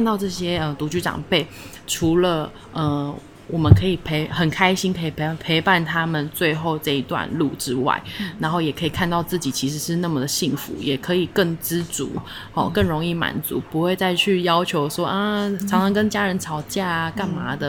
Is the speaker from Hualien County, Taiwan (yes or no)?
no; Keelung, Taiwan; 我还是呃，因为我基隆人，其实很北边，那我还是会拨空一个月回去基隆一次。